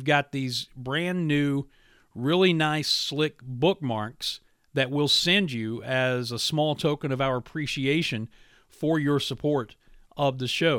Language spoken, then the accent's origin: English; Williamson, West Virginia, United States; my hometown of Williamson, West Virginia